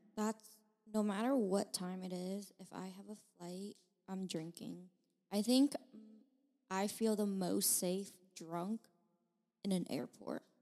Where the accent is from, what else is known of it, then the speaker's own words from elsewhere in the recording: China; now in United States; I was born in China, and then I got my citizenship